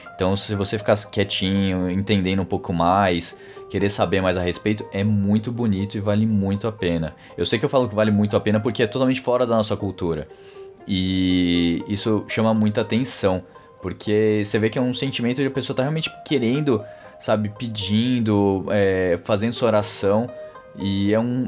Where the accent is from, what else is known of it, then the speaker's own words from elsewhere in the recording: Brazil; sou do Brasil